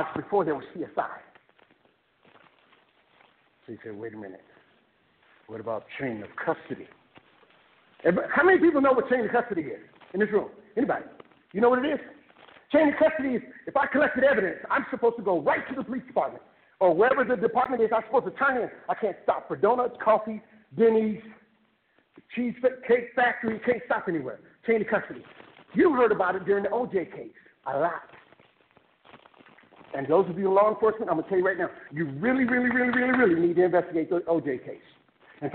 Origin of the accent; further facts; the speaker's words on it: Fresno, California, United States; I was born in Fresno